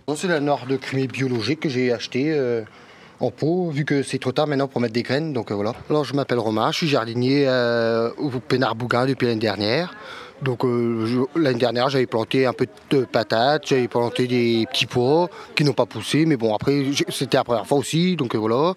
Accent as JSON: {"language": "French", "town": "Brest", "region": "Brittany", "country": "France", "tie": "born or raised there", "also_born_or_lived": "Île-de-France", "moved": "yes", "said": "quand j'étais tout jeune à Brest à l'époque. Euh, avec, mes parents, on était sur l'Ambézélec"}